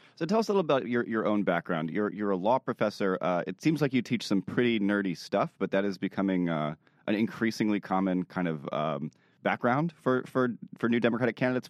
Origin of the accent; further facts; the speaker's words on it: Virginia, United States; I grew up in Virginia